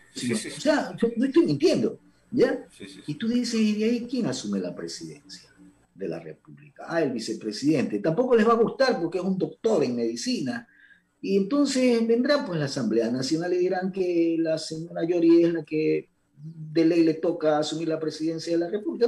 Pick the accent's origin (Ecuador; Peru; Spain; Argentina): Ecuador; como ecuatoriano